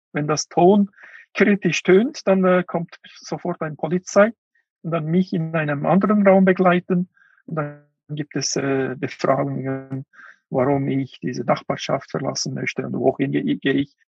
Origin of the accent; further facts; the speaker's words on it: Kuqa, Xinjiang, China; German is a second language; moved away; Ich war äh, in Kutscha, in meinem Heimatland.